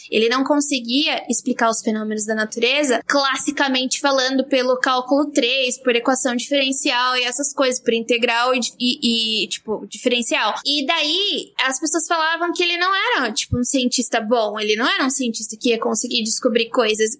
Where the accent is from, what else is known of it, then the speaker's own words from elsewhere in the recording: southeastern Brazilian coast, Brazil; como caiçara